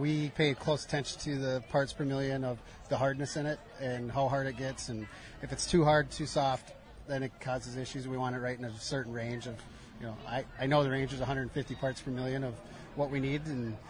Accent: Minnesota, United States; accent: Minnesota; moved away as an adult; now in Pittsburgh, United States; in my hometown in Minnesota.

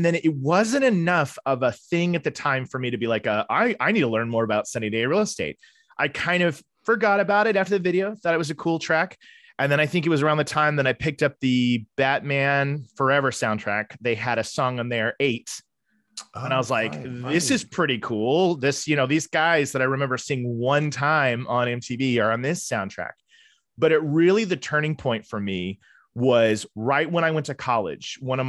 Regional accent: Tulsa, Oklahoma, United States; I'm originally from Tulsa, Oklahoma, and that's where I was born and raised, which is not a place that I get back to often. I moved away

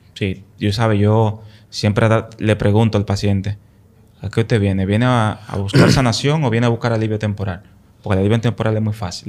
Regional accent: Dominican Republic; moved away; Allá en el campo donde yo soy, en el pueblo donde yo soy, la mata de Farfán

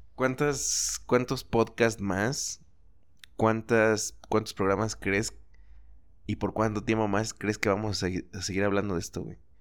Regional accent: Chalco, State of Mexico, Mexico; born or raised there; moved away; also born or lived in Zapopan / Guadalajara

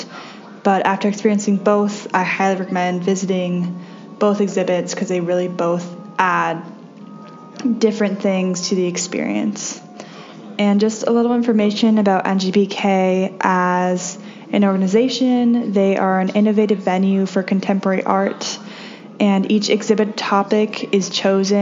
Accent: Bainbridge Island, Washington, United States; I am from Bainbridge Island, Washington

